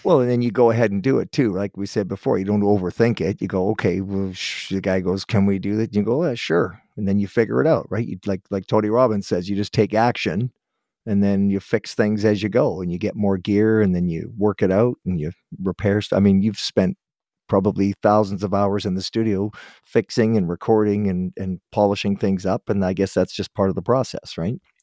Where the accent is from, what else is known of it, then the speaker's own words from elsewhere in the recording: Guelph, Ontario, Canada; Guelph, Ontario, that's my hometown, that's where I was born.